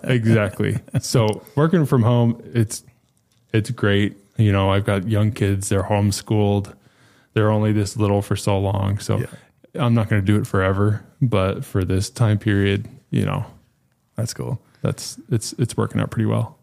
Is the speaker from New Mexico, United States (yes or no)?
yes; New Mexico, United States; moved away as an adult; now in Dallas-Fort Worth, United States; I was born and raised in New Mexico.